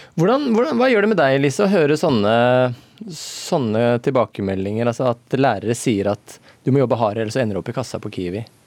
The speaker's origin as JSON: {"language": "Norwegian", "country": "Norway", "said": "ute på Sigrud, der jeg er fra"}